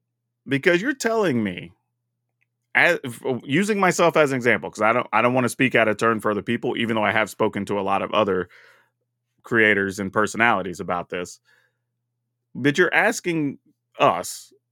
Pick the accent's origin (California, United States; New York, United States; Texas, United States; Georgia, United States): Texas, United States; You know, being formerly Texan, that's fine.